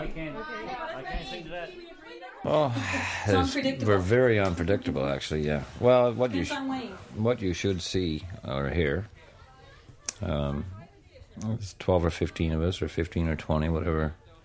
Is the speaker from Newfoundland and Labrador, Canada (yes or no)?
yes; Robert's Arm, Newfoundland and Labrador, Canada; from Robert's Arm, Green Bay